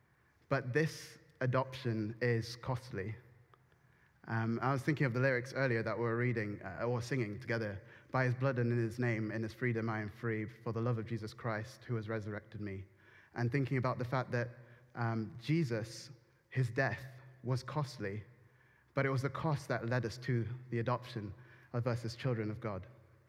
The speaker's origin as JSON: {"language": "English", "country": "United Kingdom", "said": "And then I felt that saying I'm British couldn't really fully encapsulate my identity"}